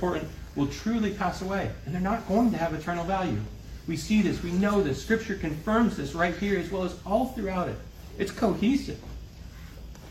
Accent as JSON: {"language": "English", "town": "Kansas City", "country": "United States", "tie": "born or raised there", "said": "I grew up in Kansas City. I'm a city boy"}